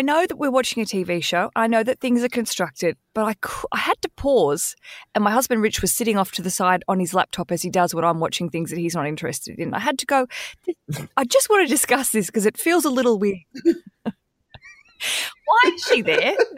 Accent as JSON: {"language": "English", "country": "Australia", "moved": "yes", "said": "as an Aussie living overseas"}